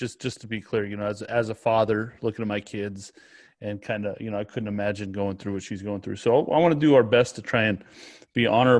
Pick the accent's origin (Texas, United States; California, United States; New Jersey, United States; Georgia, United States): California, United States; Sacramento; moved away; I'm from Sacramento